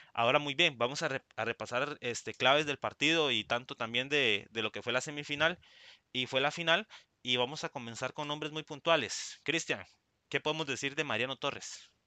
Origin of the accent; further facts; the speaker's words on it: Puntarenas, Costa Rica; estamos ahí anuentes como porteños